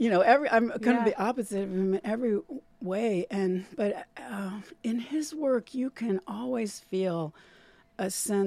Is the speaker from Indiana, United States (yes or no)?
yes; Indiana, United States; also born or lived in Ohio; Well, I grew up in the Midwest, as mm-hmm. I said. I lived in Indiana, born in Indiana and Ohio.